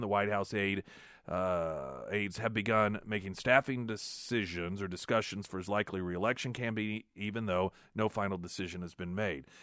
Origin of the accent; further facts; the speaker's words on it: United States; as an American